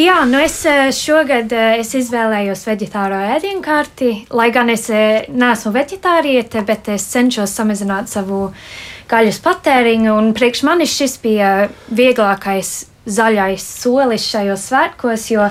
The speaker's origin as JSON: {"language": "Latvian", "country": "United Kingdom", "tie": "born or raised there", "moved": "yes", "said": "es uzaugu Lielbritānijā"}